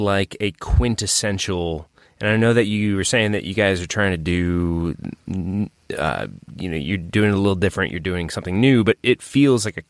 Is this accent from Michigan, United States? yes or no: no; St. Louis, Missouri, United States; moved away; my hometown of St. Louis